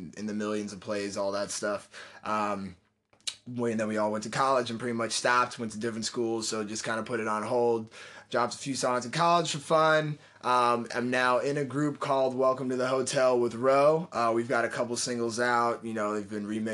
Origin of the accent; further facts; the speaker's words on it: Oakland, California, United States; I'm from Oakland, California.